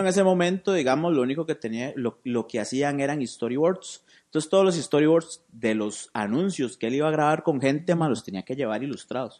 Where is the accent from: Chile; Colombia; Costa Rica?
Costa Rica; San José; moved away as an adult; now in Cartago, Costa Rica; yo soy de San José, yo soy de Barrio México